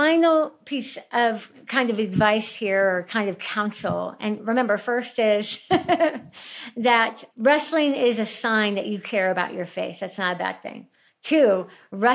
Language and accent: English; Highlands Ranch, Colorado, United States; my hometown of Highlands Ranch. We lived there for years. We don't live there anymore